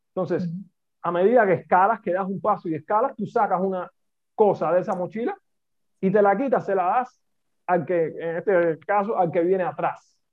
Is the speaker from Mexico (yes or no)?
no; Cuba; accent: Cuban; moved away as an adult; also born or lived in Italy; now in Madrid, Spain; mi acento me delata, que soy cubano